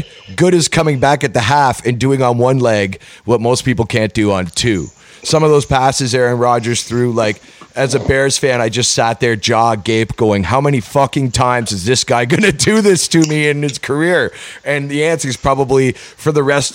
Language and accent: English; Canada; I'm from Canada